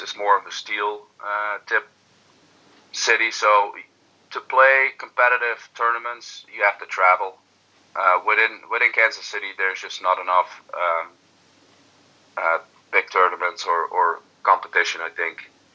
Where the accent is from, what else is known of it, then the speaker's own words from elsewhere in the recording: Netherlands; now in United States; I'm Dutch and you know, I have an orange heart